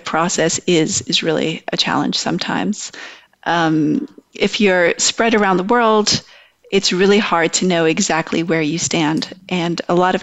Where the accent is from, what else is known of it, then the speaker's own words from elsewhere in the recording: United States; growing up in America